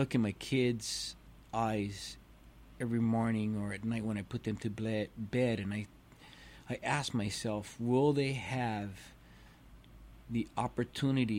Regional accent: Hawaii, United States; growing up in Hawaii my whole life, lifeguarding my whole life

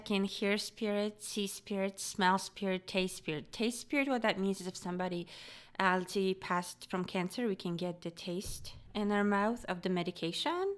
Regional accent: Poland; moved away; I grew up in Poland.

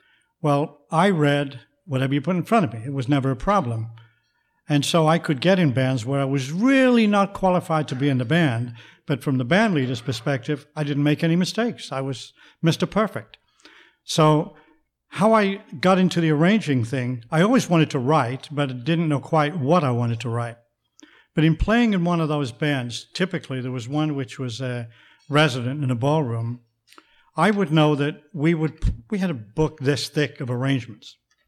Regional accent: Manchester, North West England, United Kingdom; accent: English; now in United States; You can probably still hear what's left of my English accent. I'm not from the South, so I don't have one of them voices like that. I'm from the north of England, a city called Manchester

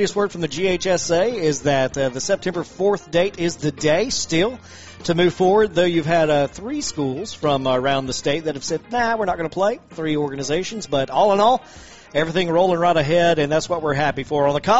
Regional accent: Toccoa, Georgia, United States; I'm originally from Toccoa, Stevens County

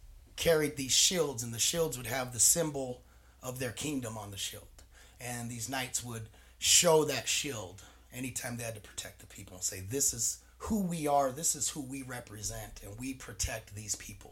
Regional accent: Salt Lake City, Utah, United States; moved away as an adult; also born or lived in San Diego, California; now in Butte, United States; I'm from Glendale, Salt Lake City, lived in Rose Park

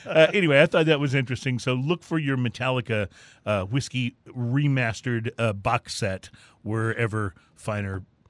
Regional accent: Houston, Texas, United States; And we're from Houston, Texas.

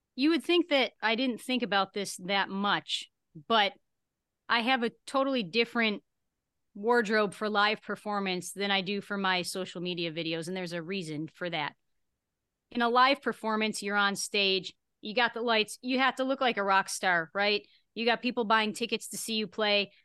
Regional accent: Buffalo, New York, United States; now in Las Vegas, United States; my hometown, uh, Buffalo, New York area.

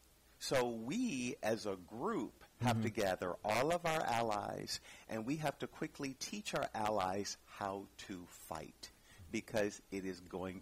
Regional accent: River Rouge, Michigan, United States; I was born in a little town called River Rouge, Michigan. It's near Detroit.

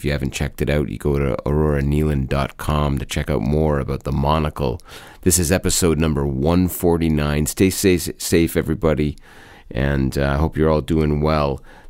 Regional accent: Brampton, Ontario, Canada; Came and played my hometown.

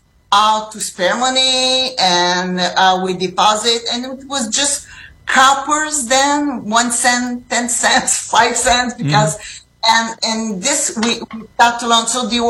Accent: Rimouski, Quebec, Canada; now in Lévis, Canada; I grew up in the Rimouski. This is in the lower St. Lawrence River

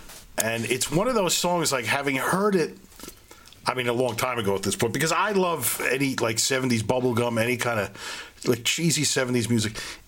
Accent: New York City, New York, United States; we're from Flatbush, me and Ben

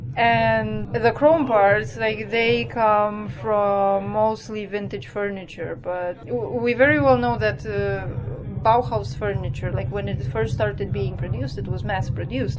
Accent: Romania; moved away as an adult; also born or lived in Cluj, Romania; now in Wroclaw, Poland; I'm originally from Romania, but I've been living in Poland now for oh, close to nine years.

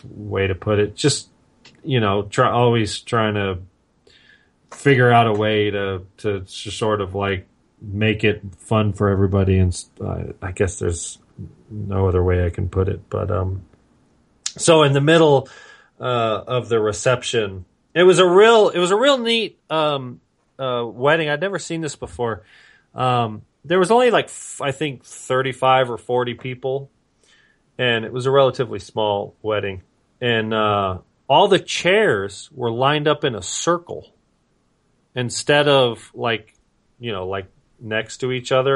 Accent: Vista, California, United States; also born or lived in Carlsbad, California / Oceanside, California; I grew up in North County and I grew up in Vista

